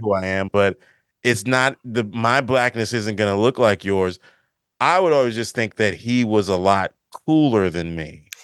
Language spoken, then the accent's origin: English; Maryland, United States; being from the Maryland, the D M V or whatever people call it, being from the area